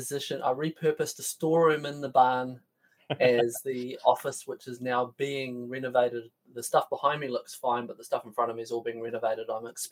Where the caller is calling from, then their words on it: Auckland, New Zealand; I'm patching in from north of Auckland in NZ in my little barn.